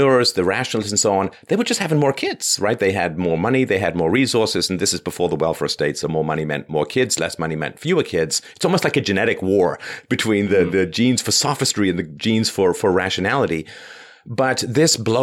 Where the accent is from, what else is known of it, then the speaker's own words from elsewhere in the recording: England, United Kingdom; I was raised in England